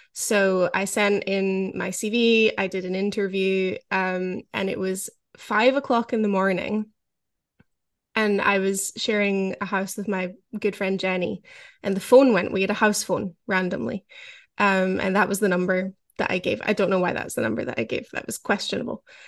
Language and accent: English; Scotland, United Kingdom; growing up in Scotland